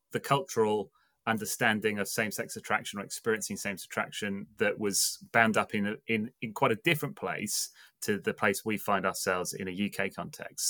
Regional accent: England, United Kingdom; now in Bristol, United Kingdom; I'm English, um, as my voice portrays, um, and I am speaking to you from Bristol in the U K

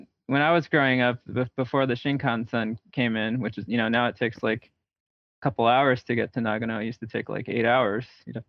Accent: Riverside, California, United States; also born or lived in Los Angeles; now in Portland, United States; So I was born in Los Angeles, and then we ended up settling in Riverside, which is like an hour east of LA. But I went to college in LA, and I went to grad school in LA. So I like to call LA home, I guess.

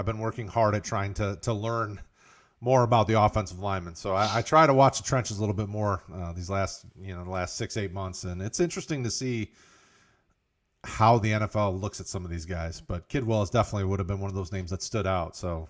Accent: Ypsilanti, Michigan, United States; I'm from the Ypsilanti area

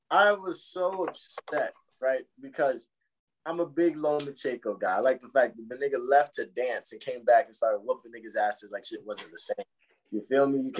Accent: Florida, United States; we're from Florida

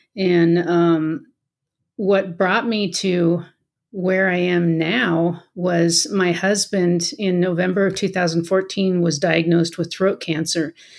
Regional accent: Colorado, United States; moved away as an adult; also born or lived in Washington State / Aurora, Colorado; Colorado is my home. I was born and raised here, so we came back home.

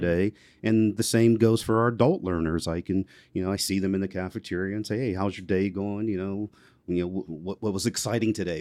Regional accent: McKeesport, Pennsylvania, United States; also born or lived in Elizabeth Township, Pennsylvania; where I grew up in McKeesport, it was, it was definitely urban

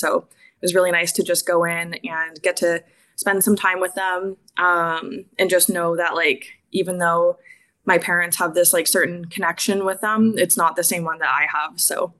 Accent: Sarnia, Ontario, Canada; I grew up in Sarnia, Ontario, about 10 or 15 minutes away from Anjanong Reserve, which I'm a member of. And growing up, I grew up in a lot of very predominantly white neighborhoods

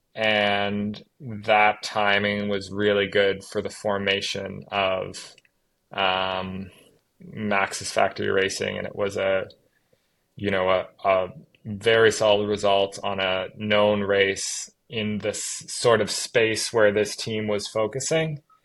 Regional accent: Halifax, Nova Scotia, Canada; I'm Canadian. I grew up on the east coast of Canada in um, a small province called Nova Scotia. Uh, grew up just outside the capital city of that province, Halifax

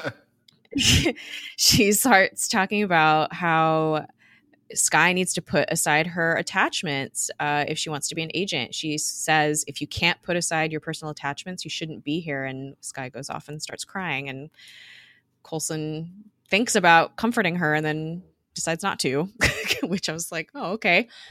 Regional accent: Long Beach, California, United States; I grew up in Long Beach

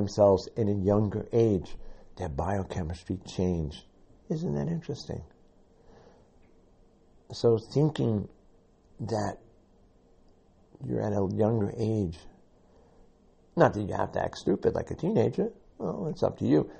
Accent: New York City, New York, United States; I'm a New Yorker and from the South Bronx

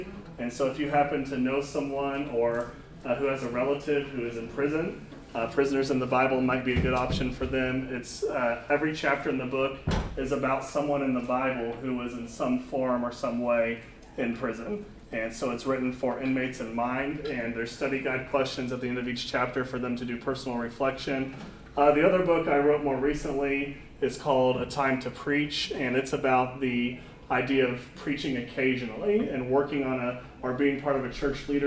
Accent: Overland Park, Kansas, United States; I grew up in Overland Park, Kansas, which is a suburb of the Kansas City area

